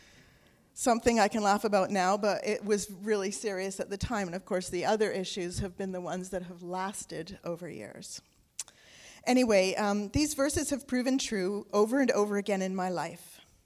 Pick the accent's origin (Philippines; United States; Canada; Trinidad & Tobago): Canada; North Vancouver, British Columbia; also born or lived in England; we moved to Canada from England when I was seven years old.